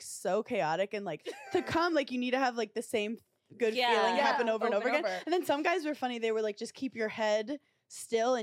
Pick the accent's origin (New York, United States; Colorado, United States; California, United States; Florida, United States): New York, United States; New York City; as a New Yorker, like, I'm from Brooklyn, New York